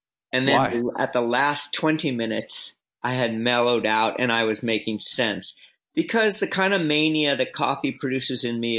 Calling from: Los Angeles, California, United States; I'm calling you from Los Angeles, California.

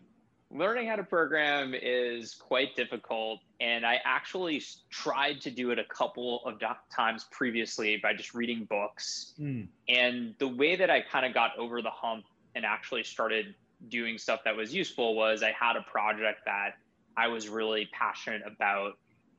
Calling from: Boston, Massachusetts, United States; I'm calling in from my home office in Boston, Massachusetts.

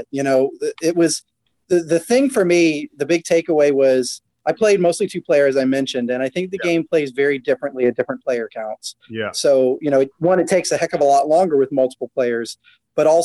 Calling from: Houston, Texas, United States; uh, Houston, just south of.

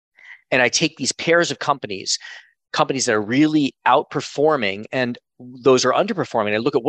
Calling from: Miami, Florida, United States; also born or lived in Connecticut; I'm calling in from Miami. I just moved last week from Connecticut to Miami with my family.

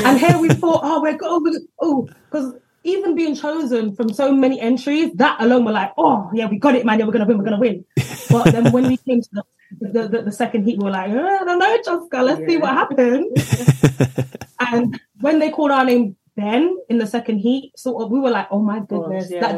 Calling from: London, United Kingdom; And I'm …. We're sisters. We're joining you from Northwest London.

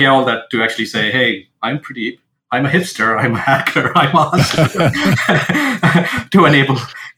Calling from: Seattle, Washington, United States; So I'm joining from Seattle, Washington, in the United States.

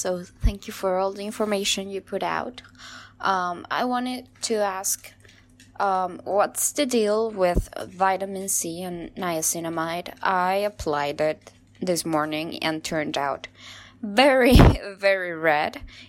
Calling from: Argentina; Hi, guys. … from Argentina.

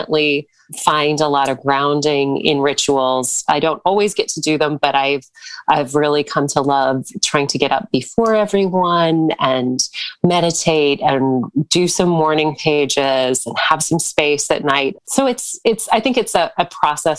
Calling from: Central New Jersey, United States; I'm calling in from Central New Jersey

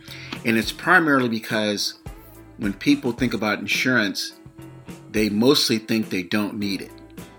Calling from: between Sacramento and San Francisco, California, United States; I'm calling you from the West Coast, somewhere between Sacramento and San Francisco, California.

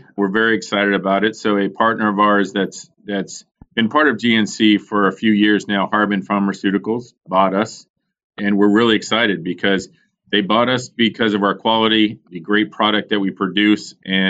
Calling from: Pittsburgh, Pennsylvania, United States; Good old Pittsburgh, Pennsylvania.

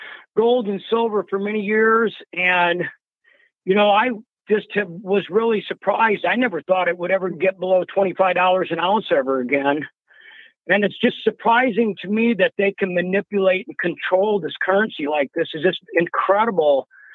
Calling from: Waterloo, Iowa, United States; I'm calling from Waterloo, Iowa.

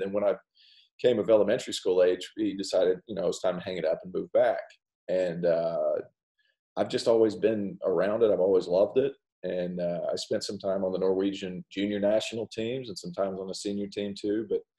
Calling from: Clemson, South Carolina, United States; I'm calling in from Clemson, South Carolina. My family just moved back.

